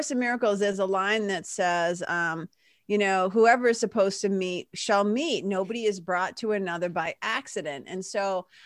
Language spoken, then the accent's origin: English; New Jersey, United States